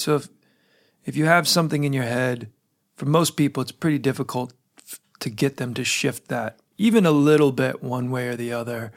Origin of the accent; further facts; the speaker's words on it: United States; I'm an American who travels abroad fairly, fairly frequently